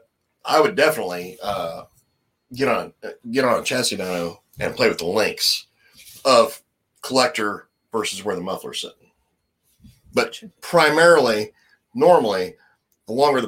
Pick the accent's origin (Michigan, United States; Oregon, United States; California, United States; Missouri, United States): California, United States; Santa Cruz; moved away; right across the street from my hometown.